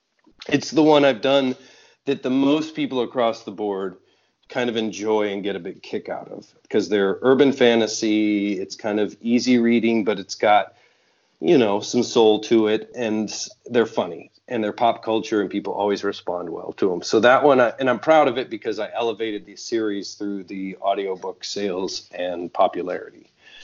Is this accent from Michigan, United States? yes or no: yes; Michigan, United States; growing up in Michigan, we had like Deja Vu was the strip club.